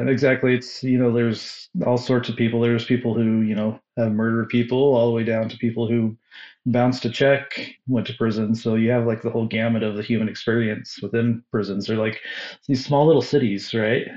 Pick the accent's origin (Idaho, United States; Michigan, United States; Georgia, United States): Idaho, United States; Boise; I'm from Southern Idaho, uh, the Boise area.